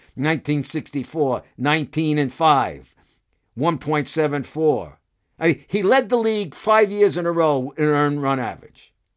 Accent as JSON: {"language": "English", "town": "Brooklyn", "region": "New York", "country": "United States", "tie": "born or raised there", "said": "As a kid growing up in Brooklyn"}